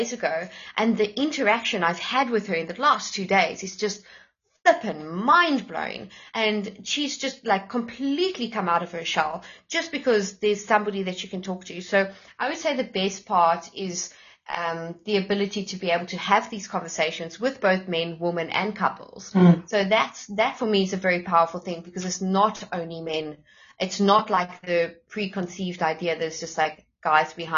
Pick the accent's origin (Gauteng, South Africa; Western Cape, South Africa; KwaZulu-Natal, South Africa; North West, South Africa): Gauteng, South Africa; Johannesburg; moved away; I'm originally a Joburg girl, and having lived the Joburg life